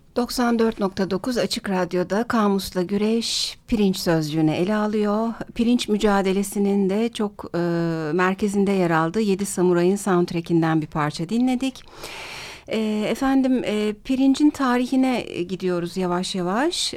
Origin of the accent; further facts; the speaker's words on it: Turkey; Bir Türk olarak